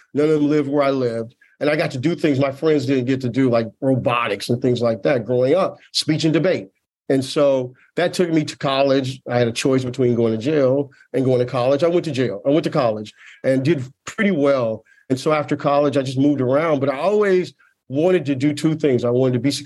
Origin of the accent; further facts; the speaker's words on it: Tulsa, Oklahoma, United States; I grew up in Tulsa, Oklahoma